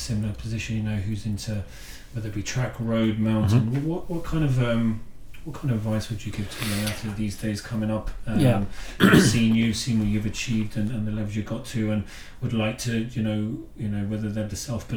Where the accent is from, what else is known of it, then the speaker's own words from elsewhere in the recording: Cambridge, East of England, United Kingdom; moved away as an adult; also born or lived in Galway, Ireland; now in Kerry, Ireland; I grew up in England, in Cambridge, moved over when I was about 24 to Galway